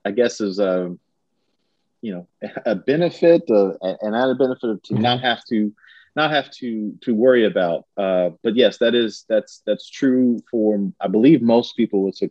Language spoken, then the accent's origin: English; Richmond, Kentucky, United States; now in Lexington, United States; I grew up in Richmond, Kentucky